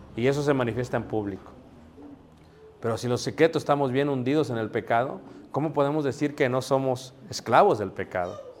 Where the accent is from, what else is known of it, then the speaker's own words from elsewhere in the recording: Mexico City, Mexico; yo también ahí crecí, mano, ahí nací